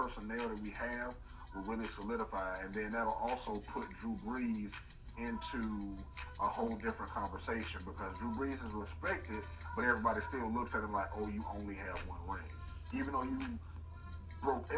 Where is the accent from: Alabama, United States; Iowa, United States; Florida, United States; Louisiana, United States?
Alabama, United States; Tuskegee; Tuskegee, Alabama, my hometown